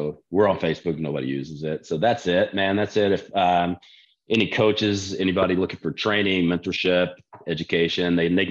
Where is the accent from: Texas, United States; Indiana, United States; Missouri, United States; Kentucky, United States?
Texas, United States; growing up in Texas, like we didn't have access to that when we were in high school